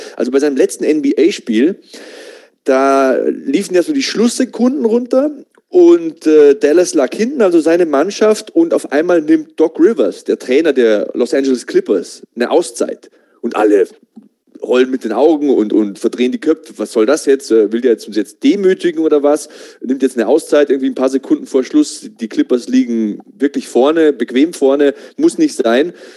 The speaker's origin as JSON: {"language": "German", "town": "Passau", "region": "Bavaria", "country": "Germany", "said": "ich komme aus Passau"}